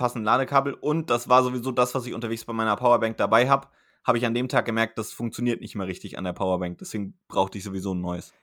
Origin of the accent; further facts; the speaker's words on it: Germany; now in Bremen, Germany; Mainz-Wiesbaden, meiner Heimat